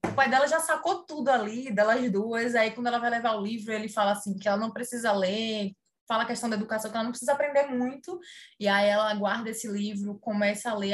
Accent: Salvador, Bahia, Brazil

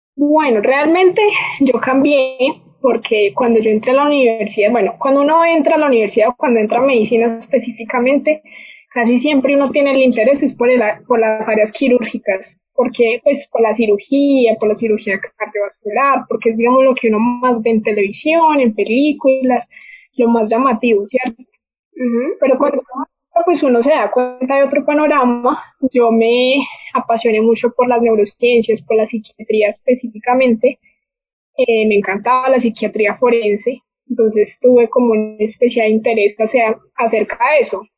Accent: Manizales, Caldas, Colombia; moved away as an adult; now in Bogotá, Colombia; soy de Manizales, y vivo en Bogotá hace ya dos años

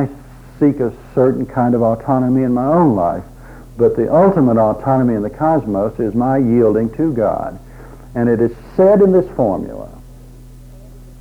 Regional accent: Drumright, Oklahoma, United States; I grew up in a small town in Oklahoma

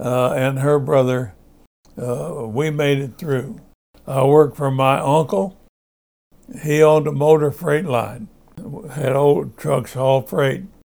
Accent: Paris, Texas, United States; I was born in Paris, Texas, 1920.

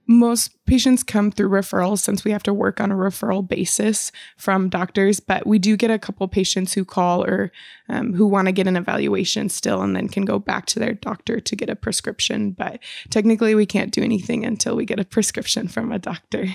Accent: Michigan, United States; moved away as an adult; also born or lived in Chicago; now in Washington, United States; I'm actually from Michigan

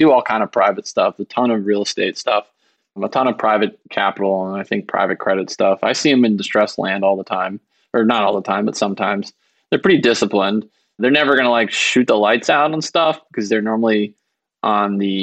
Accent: Georgia, United States; I am from Georgia and my parents are bankruptcy lawyers there

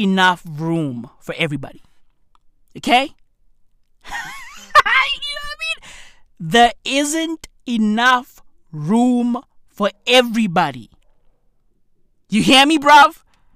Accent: South Africa; I grew up in a township. I grew up in a third world country. I grew up in South Africa.

